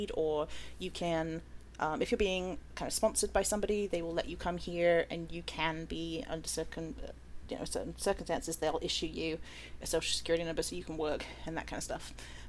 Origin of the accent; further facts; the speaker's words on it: United Kingdom; moved away as an adult; now in United States; I am a British Cypriot that immigrated to America about, I don't know, 9 years ago now?